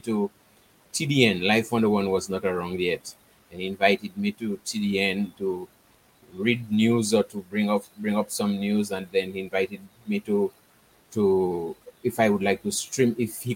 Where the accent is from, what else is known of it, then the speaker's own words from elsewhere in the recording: Dominica; moved away as an adult; now in Guadeloupe; I was born and bred in Dominica.